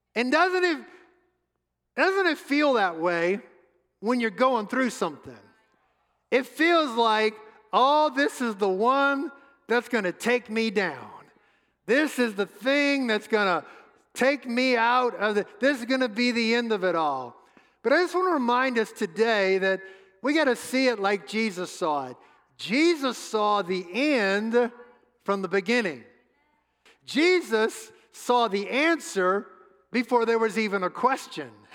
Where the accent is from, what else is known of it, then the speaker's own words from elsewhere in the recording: New Orleans, Louisiana, United States; moved away; Suzette and I grew up in New Orleans, home of the New Orleans Saints